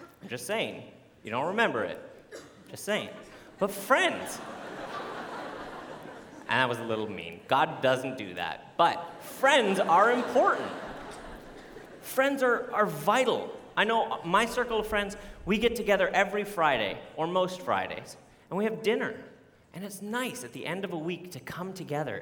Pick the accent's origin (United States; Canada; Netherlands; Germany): Canada; moved away; I'm Canadian